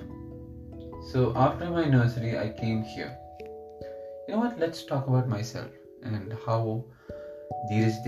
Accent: Kerala, India; first language Malayalam; English is a second language; also born or lived in United Arab Emirates; I'll use a lot of Malayalam terms, which is my mother tongue

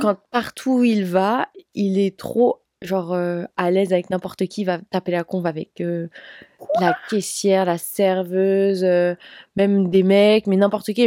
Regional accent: France; je suis française.

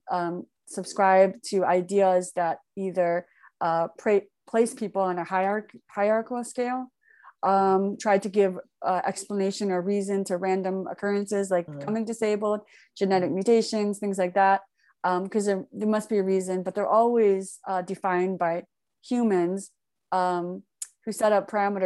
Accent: Michigan, United States; also born or lived in Daegu, South Korea; I was born in Daegu. And then when I was 4 years old, I came to the United States, Michigan. And that's where my adoptive parents, who had three sons themselves. So I grew up in a pretty standard, very American, white American culture, specifically Midwest

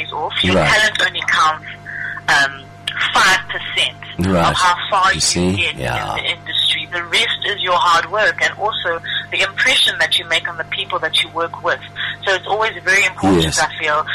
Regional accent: Durban, KwaZulu-Natal, South Africa; moved away as an adult; now in Johannesburg, South Africa; Still living in Durban, that's my hometown

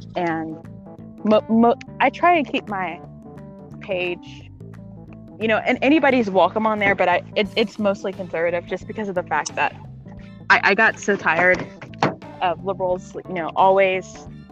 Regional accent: Texas, United States; I'm from Texas

